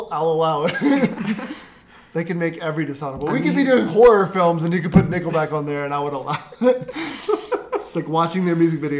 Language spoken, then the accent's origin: English; Louisiana, United States; I grew up in Louisiana